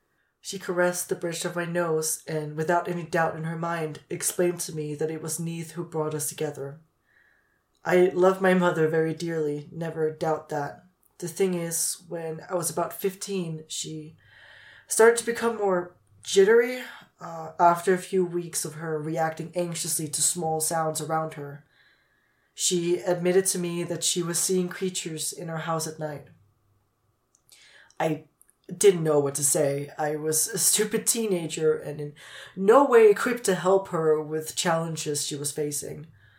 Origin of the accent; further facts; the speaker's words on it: Chemnitz, Saxony, Germany; English is a second language; I'm from Chemnitz, Germany. It was a bit of a shock to suddenly be in a country where no one spoke my native language, but I adapted.